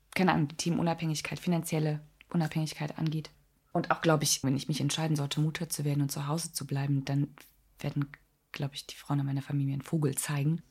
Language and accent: German; East Germany, Germany; Ich komme halt aus dem Osten